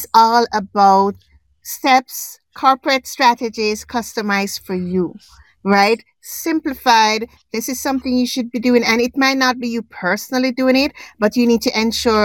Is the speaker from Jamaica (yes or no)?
yes; Jamaica; now in Canada; I was born in Jamaica. I'm an island girl.